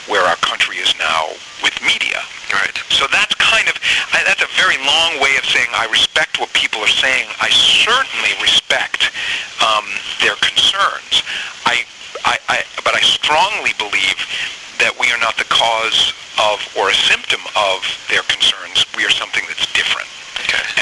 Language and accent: English; Maine, United States; I grew up in Maine.